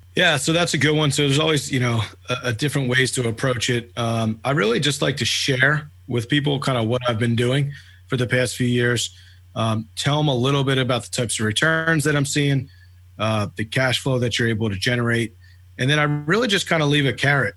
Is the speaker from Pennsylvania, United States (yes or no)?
yes; Philadelphia, Pennsylvania, United States; moved away as an adult; now in Atlanta, United States; born and raised in Philadelphia. I've been in Atlanta, Georgia now for uh, about six and a half years